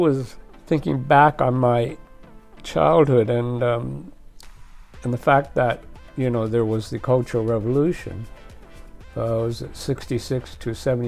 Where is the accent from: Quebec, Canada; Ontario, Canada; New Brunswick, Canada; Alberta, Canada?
Ontario, Canada; Trenton; also born or lived in Taoyuan, China / Picton, Ontario; now in Japan; we were in a town called Trenton. Trenton, not a very big place.